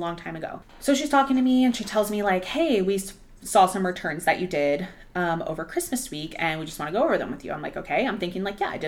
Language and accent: English; Arlington, United States; I had just moved back to a different store in my hometown, Arlington